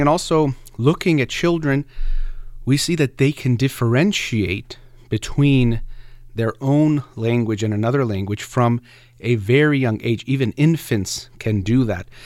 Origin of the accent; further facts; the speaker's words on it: United States; first language Persian; English is a second language; I was born in the United States to two, um, Iranian immigrants, and they actually spoke a Persian to me first.